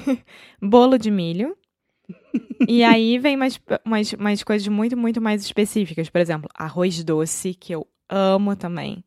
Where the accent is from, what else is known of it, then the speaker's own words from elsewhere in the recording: Rio de Janeiro, Brazil; accent: carioca; Eu sou brasileira, carioca do Rio de Janeiro.